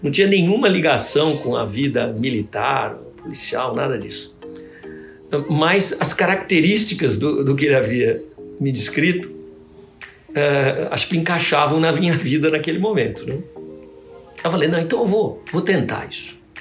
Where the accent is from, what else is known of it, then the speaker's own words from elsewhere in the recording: Santos, São Paulo, Brazil; moved away as an adult; now in São Paulo, Brazil; Eu fui ser promotor primeiro como substituto em Santos, que é a minha cidade natal